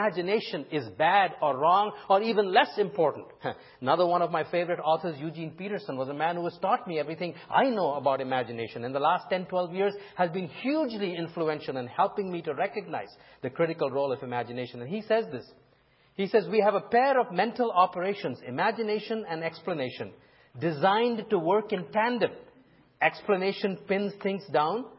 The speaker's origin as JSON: {"language": "English", "country": "India", "tie": "born or raised there", "moved": "yes", "said": "when I was growing up in India"}